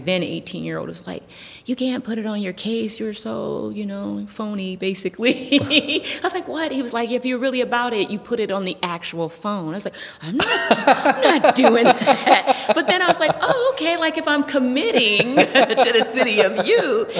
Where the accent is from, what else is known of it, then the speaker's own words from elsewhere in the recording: Youngstown, Ohio, United States; I am born and raised in Youngstown, Ohio.